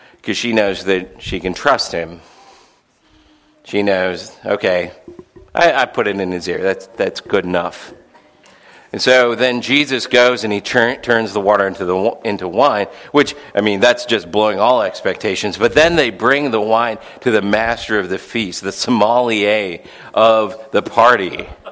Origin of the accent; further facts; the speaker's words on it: St. Louis, Missouri, United States; I remember growing up in St. Louis